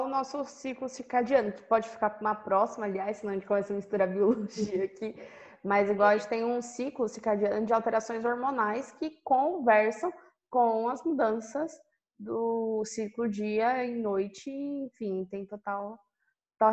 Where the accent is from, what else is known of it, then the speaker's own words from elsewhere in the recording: São Paulo, Brazil; eu sou de São Paulo